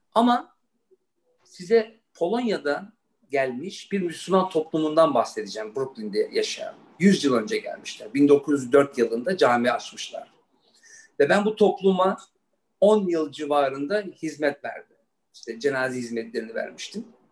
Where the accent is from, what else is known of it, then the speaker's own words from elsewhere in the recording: Frankfurt, Hesse, Germany; moved away; also born or lived in New York; ben Almanya doğumluyum. Frankfurt'ta doğdum, büyüdüm.